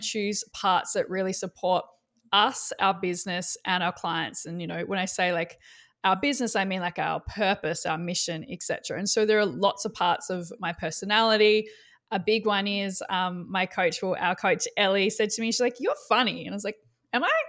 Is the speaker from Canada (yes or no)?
no; Australia; I'm Australian